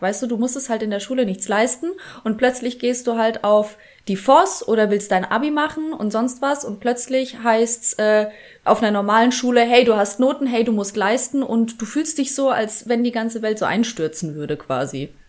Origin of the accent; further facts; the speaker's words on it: Bad Kissingen, Bavaria, Germany; ich bin äh, am Rande von Bad Kissingen groß geworden